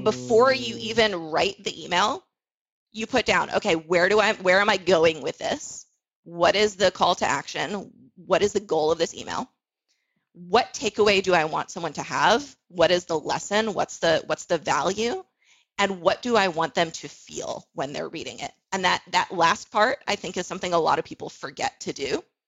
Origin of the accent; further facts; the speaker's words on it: South Florida, United States; I grew up in South Florida